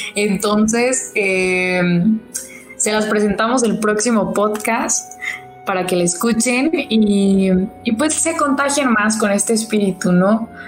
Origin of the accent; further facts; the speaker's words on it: Santiago Papasquiaro, Durango, Mexico; now in Durango, Mexico; yo soy foránea, este, yo soy de la tierra del Pinole